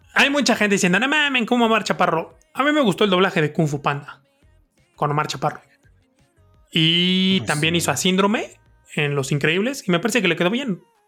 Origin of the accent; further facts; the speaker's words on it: Mexico City, Mexico; nacimos y crecimos en Iztapalapa